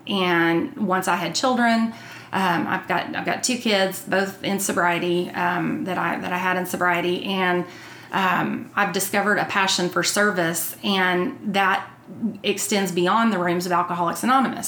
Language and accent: English; Texas, United States; I grew up outside of Fort Worth on Eagle Mountain Lake